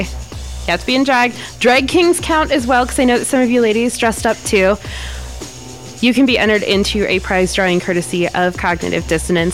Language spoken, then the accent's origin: English; Ohio, United States; now in Wyoming, United States; I'm from Ohio originally